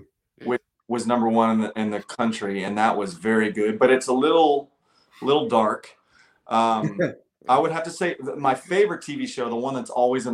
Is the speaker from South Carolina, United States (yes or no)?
no; Cincinnati, Ohio, United States; I'm from Cincinnati